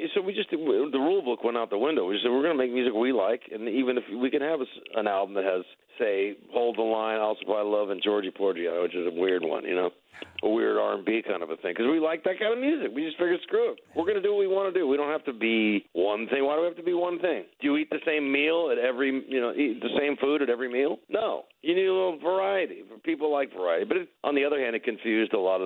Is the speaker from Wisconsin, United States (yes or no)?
no; Los Angeles, California, United States; we're from North Hollywood